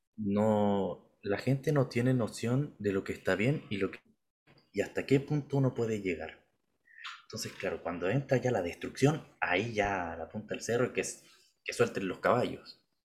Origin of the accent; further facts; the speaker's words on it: Chile; somos chilenos